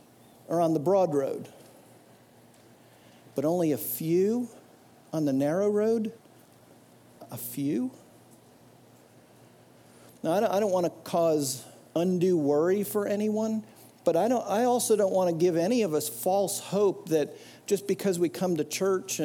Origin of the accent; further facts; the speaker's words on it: New Jersey, United States; I grew up in New Jersey going to this church